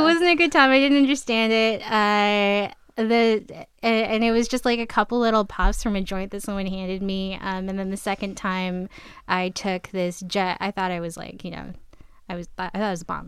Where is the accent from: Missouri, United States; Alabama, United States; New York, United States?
New York, United States; moved away as an adult; now in Massachusetts, United States; I am originally from New York